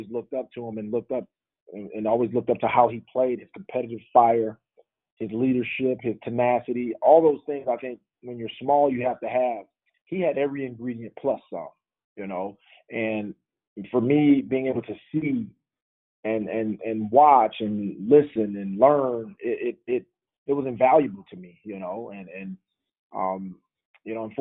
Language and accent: English; Mississippi, United States; growing up in Mississippi and growing up going to see Jackson State, Alcorn, Mississippi Valley, Southern